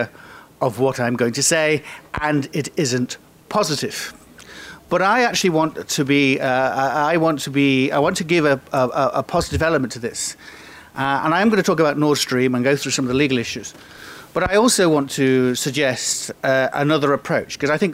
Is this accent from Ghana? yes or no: no; United Kingdom; I am British